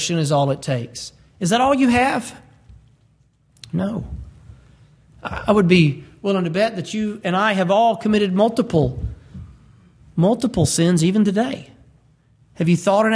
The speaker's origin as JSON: {"language": "English", "town": "Birmingham", "region": "Alabama", "country": "United States", "said": "we're from Birmingham"}